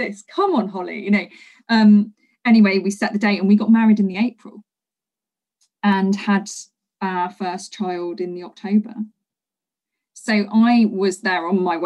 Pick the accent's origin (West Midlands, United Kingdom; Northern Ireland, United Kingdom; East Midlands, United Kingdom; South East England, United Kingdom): East Midlands, United Kingdom; Leicester; also born or lived in London; I'd moved back to my hometown of Leicester